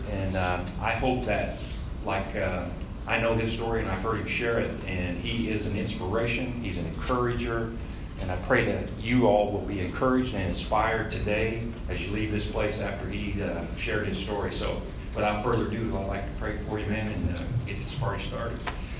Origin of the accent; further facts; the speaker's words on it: Muncie, Indiana, United States; born there; I was born in Muncie, Indiana, the teeth of the town.